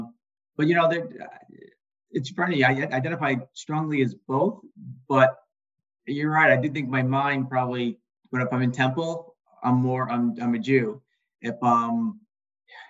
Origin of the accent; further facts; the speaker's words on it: New York, United States; I grew up on Long Island. It's taken me a long time to say that as two words instead of just Long Island, one word, or get rid of the accent.